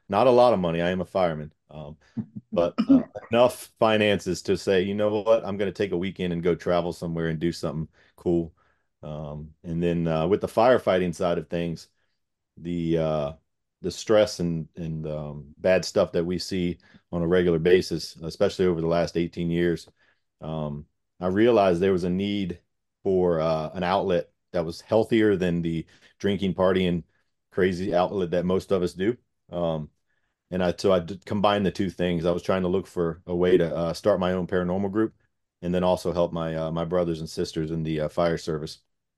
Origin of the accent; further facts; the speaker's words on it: Gloucester County, Virginia, United States; I'm born and raised in Gloucester County. It's like a small little town, just a few minutes away from where we work.